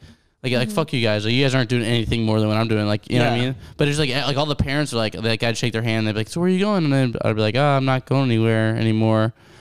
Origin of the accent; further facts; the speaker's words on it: St. Louis, Missouri, United States; I'm from St. Louis, Missouri, which is like a small, like super, like everybody goes to Mizzou.